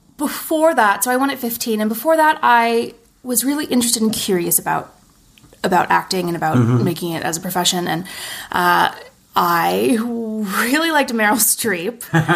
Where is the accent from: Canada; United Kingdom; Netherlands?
Canada; Montreal, Quebec; now in Toronto, Canada; Montreal. I moved to Toronto in 2013, I think. I was in Montreal for a year after I graduated theater school.